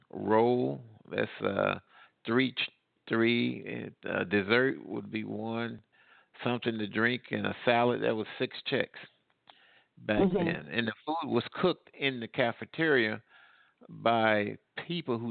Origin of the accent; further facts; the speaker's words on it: Midwest, United States; also born or lived in the South (US); now in Southern United States; I grew up in the Midwest